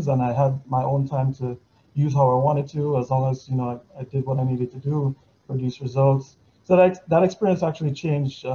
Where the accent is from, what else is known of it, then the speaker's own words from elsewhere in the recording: Dominica; moved away as an adult; I'm originally from Casa Comfort. I lived there until I was 21